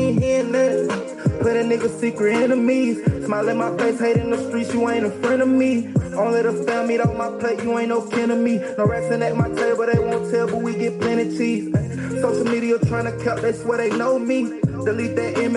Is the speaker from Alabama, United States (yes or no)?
yes; Anniston, Alabama, United States; I'm from Anniston, Alabama.